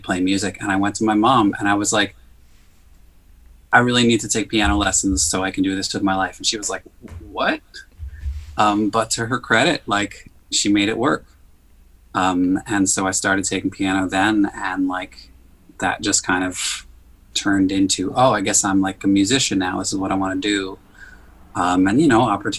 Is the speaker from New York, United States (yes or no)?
yes; New York City, New York, United States; I grew up in Queens